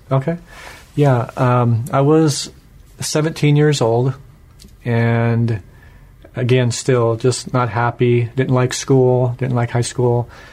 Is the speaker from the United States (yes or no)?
yes; Washington, United States; I was born here in Washington State and grew up in a non-Christian home.